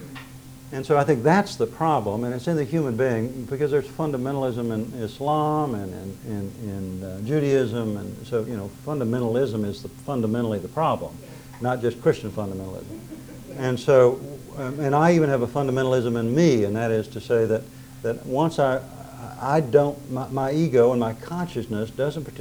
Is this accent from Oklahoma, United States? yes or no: yes; Drumright, Oklahoma, United States; I grew up in Drumright, which is 30 miles from Tulsa. It's in northern Oklahoma